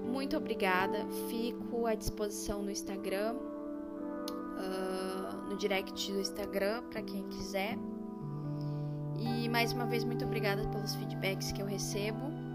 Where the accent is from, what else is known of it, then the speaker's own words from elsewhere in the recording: Rio Grande do Sul, Brazil; No Rio Grande do Sul a gente trabalha muito com a nação